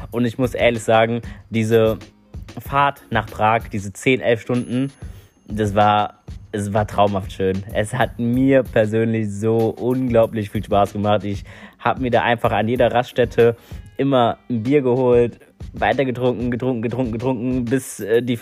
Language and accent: German; North Rhine-Westphalia, Germany; also ihr müsst wissen, ich bin aus NRW.